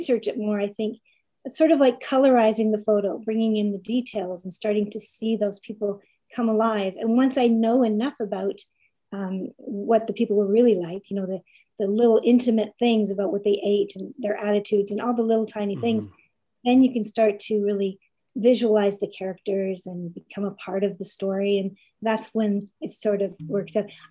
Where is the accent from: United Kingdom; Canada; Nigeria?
Canada; Toronto, Ontario; moved away as an adult; also born or lived in Calgary / Halifax; now in Nova Scotia, Canada; I grew up in Toronto, and then I lived about 18 years in Calgary, and then I moved out here to Halifax